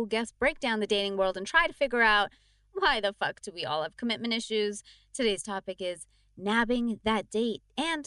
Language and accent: English; Toronto, Ontario, Canada; moved away; I'm home in Toronto